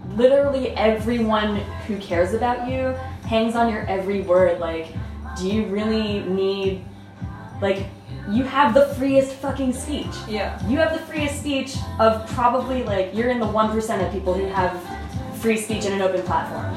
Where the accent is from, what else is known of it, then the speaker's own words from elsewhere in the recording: Toronto, Ontario, Canada; I'm from Toronto.